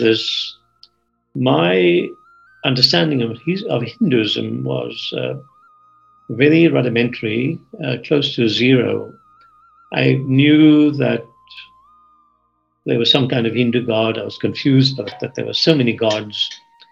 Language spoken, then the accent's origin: English; Port Elizabeth, Eastern Cape, South Africa; now in California, United States; I grew up in Port Elizabeth in South Africa, a city of about 200,000.